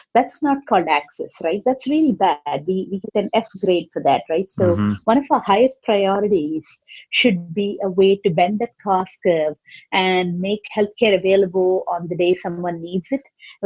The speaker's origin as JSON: {"language": "English", "country": "India", "tie": "born or raised there", "said": "I grew up in India. I grew up in a joint family with 17 family members."}